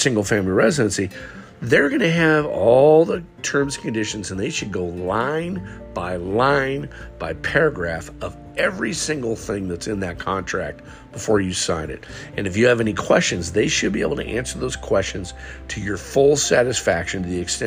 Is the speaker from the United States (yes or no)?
yes; West Coast, United States; moved away as an adult; also born or lived in Southern Alabama; now in Alabama, United States; I'm from the West Coast originally, and I moved here with my wife